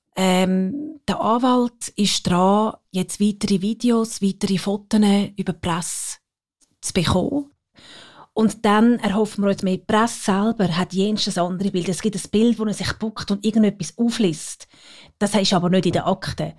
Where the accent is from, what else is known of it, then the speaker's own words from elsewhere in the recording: Geroldswil, Zurich, Switzerland; sind wir in Geroldswil aufgewachsen und äh, dann auf Zürich gekommen